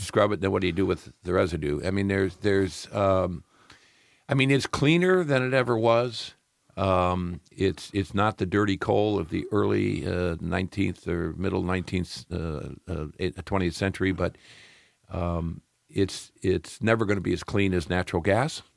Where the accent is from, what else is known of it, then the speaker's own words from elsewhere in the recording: Peoria, Illinois, United States; moved away; also born or lived in Florida; I'm a Midwest boy. I, uh, actually was born in Peoria, Illinois